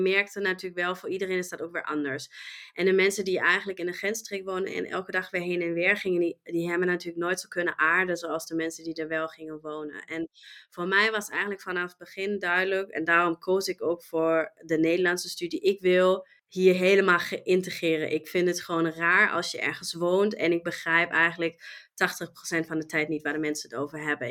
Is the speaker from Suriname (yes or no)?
no; Germany; Dutch is a second language; moved away as an adult; now in Netherlands; ik kom oorspronkelijk uit Duitsland. En ehm, ja, heb Nederland als mijn thuisland gekozen en woon hier nu al 17 jaar